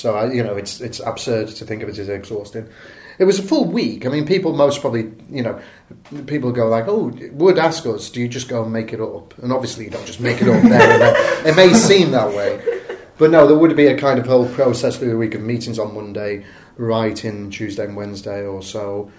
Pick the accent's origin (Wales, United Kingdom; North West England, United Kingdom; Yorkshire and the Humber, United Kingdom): North West England, United Kingdom; Salford; I'm from Salford.